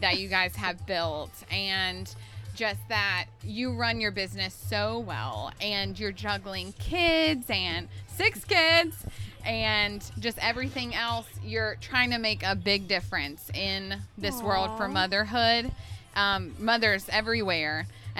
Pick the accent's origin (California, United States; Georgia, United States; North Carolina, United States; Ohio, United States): North Carolina, United States; I'm from North Carolina.